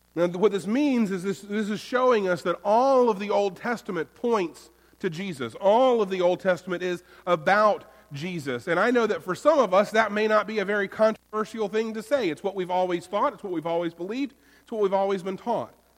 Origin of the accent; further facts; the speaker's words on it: Florida, United States; now in North Carolina, United States; I'm from Florida. Mine is the Sunshine State